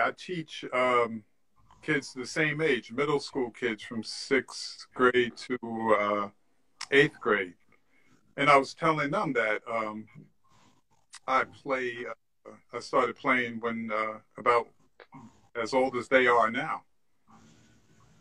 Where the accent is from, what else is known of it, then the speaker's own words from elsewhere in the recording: Long Island, New York, United States; we grew up in Long Island